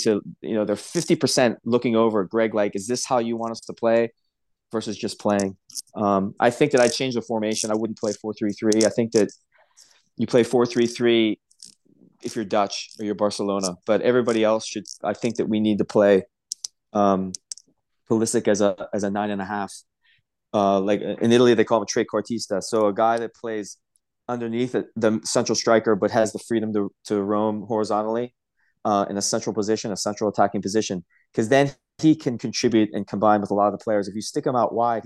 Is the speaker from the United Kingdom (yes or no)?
no; Ireland; I'm Irish